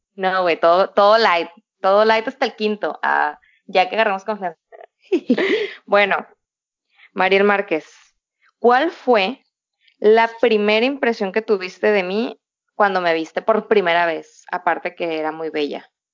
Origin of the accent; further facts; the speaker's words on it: Culiacán, Sinaloa, Mexico; moved away as an adult; now in Shenzhen, China; Soy de Culiacán, Sinaloa y vivo en China